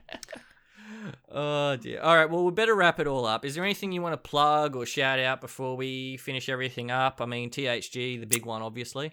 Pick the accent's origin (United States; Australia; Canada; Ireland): Australia; Queensland; I grew up at a farm in Queensland